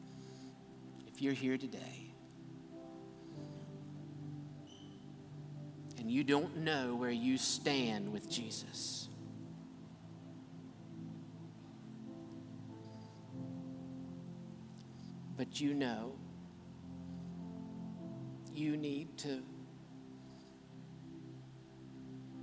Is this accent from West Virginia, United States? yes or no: yes; Grantsville, West Virginia, United States; little clinic that I was born in Grantsville in Calhoun County, West Virginia